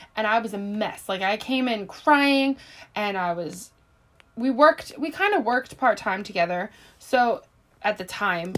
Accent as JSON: {"language": "English", "town": "Philadelphia", "region": "Pennsylvania", "country": "United States", "said": "I'm also 23, but I am from Philadelphia"}